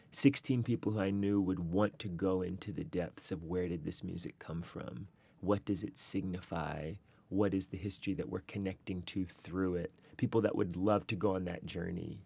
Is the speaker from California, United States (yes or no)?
no; Charlotte, North Carolina, United States; moved away; two of my foundational teachers growing up in North Carolina